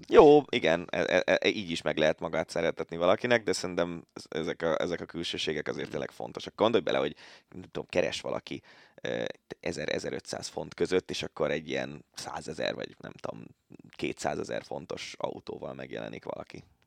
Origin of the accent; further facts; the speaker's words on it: Budapest, Hungary; én angyalföldi gyerek vagyok